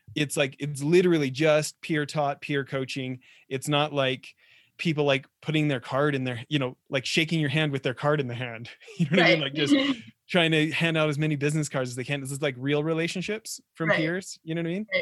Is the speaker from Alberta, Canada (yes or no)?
yes; Edmonton, Alberta, Canada; I grew up in Edmonton in the 80s